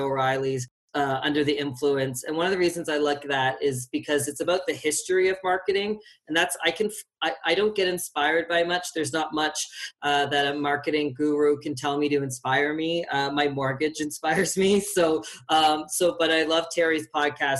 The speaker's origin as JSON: {"language": "English", "town": "Fredericton", "region": "New Brunswick", "country": "Canada", "moved": "as an adult", "lives_now": "Calgary, Canada", "said": "I'm from Fredericton, which is a small city in New Brunswick."}